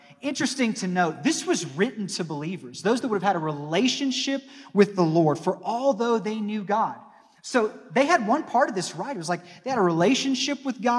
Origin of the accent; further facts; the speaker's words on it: Northeast Ohio, United States; moved away as an adult; also born or lived in Arkansas; Growing up in Northeast Ohio